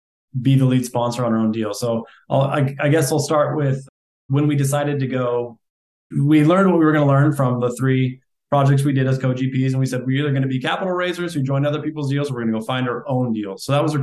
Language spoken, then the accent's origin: English; Iowa, United States; Iowa originally. Yeah. I like Des Moines, Iowa. I went to college 30 minutes north of Des Moines. Still have family there.